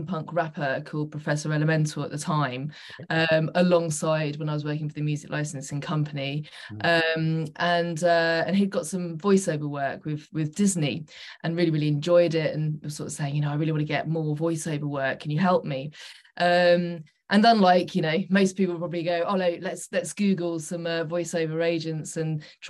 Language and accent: English; Suffolk, East of England, United Kingdom; moved away as an adult; also born or lived in London; I'm originally from Suffolk